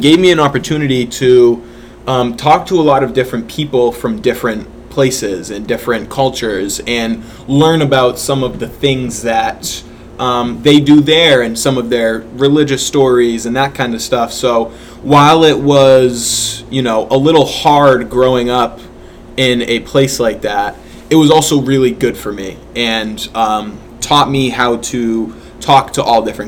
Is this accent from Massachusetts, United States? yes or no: yes; Methuen, Massachusetts, United States; growing up in Methuen